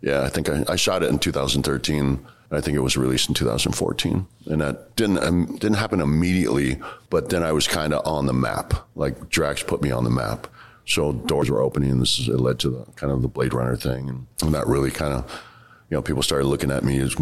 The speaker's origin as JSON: {"language": "English", "town": "Washington", "region": "District of Columbia", "country": "United States", "tie": "born or raised there", "also_born_or_lived": "San Francisco / Maryland", "said": "where I grew up in Southeast D.C. is great now."}